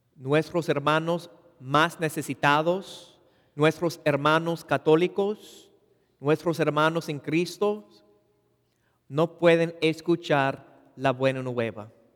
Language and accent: Spanish; Los Angeles, California, United States; Spanish is a second language; yo nací y crecí en Woodland Hills, en el Valle de San Fernando